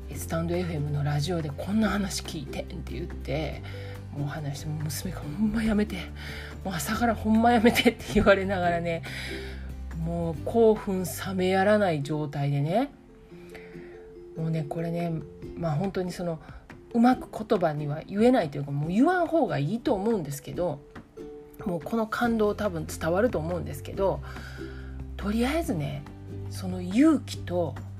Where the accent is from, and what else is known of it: Kansai, Japan; accent: Kansai dialect